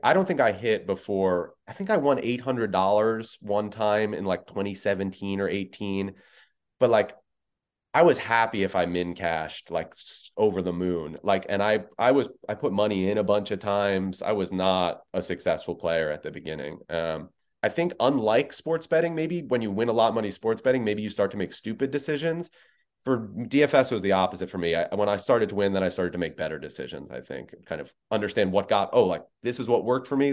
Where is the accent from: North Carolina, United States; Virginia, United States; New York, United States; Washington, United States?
New York, United States; I'm a born and bred New Yorker